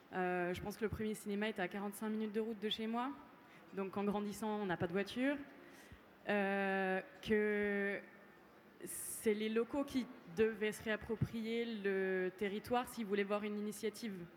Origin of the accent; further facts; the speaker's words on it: Jura, Bourgogne-Franche-Comté, France; moved away; J'ai grandi dans le Jura, donc dans un tout petit village